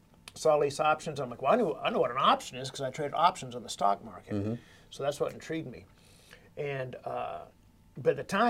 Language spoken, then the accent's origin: English; Fort Worth, Texas, United States; I'm from Fort Worth